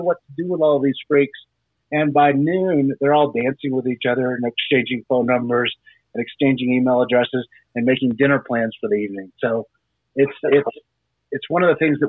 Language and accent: English; Houston, Texas, United States; also born or lived in Bremerton, Washington / Boston, Massachusetts / Dallas, Texas; So I grew up in Houston. I was in Houston from basically the second grade all the way up until high school, and then went to high school in Dallas